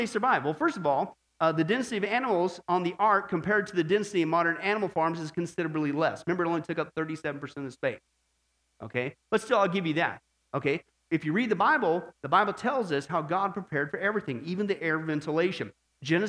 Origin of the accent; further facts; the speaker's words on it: Midwest, United States; I was growing up in the Midwest